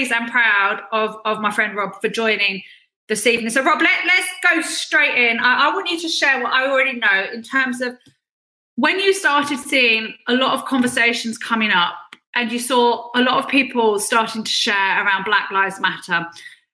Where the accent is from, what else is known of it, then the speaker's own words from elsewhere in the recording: California, United States; I grew up in California